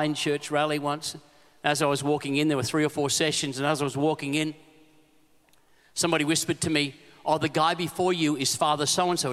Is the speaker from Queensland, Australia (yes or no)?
yes; Queensland, Australia; I'm a Queenslander